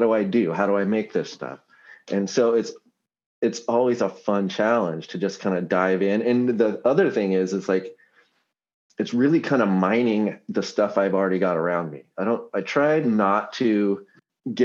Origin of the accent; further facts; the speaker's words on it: Seattle, Washington, United States; my hometown